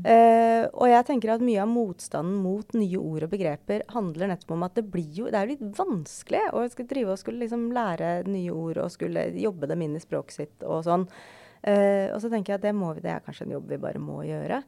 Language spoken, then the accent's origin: Norwegian; Skjetten, Akershus, Norway; jeg kommer fra Skjetten